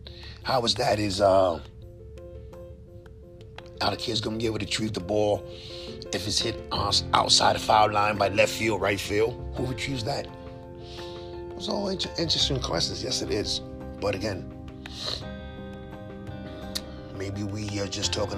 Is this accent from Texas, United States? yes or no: no; New York, United States; as a New Yorker, as a sports fan